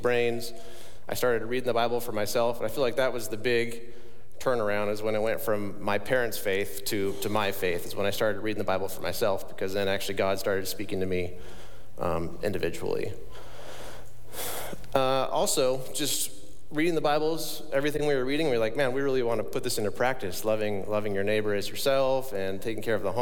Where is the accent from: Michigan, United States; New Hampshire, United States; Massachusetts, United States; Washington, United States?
Washington, United States; Ferndale; I grew up in Whatcom County, just north of Bellingham in Ferndale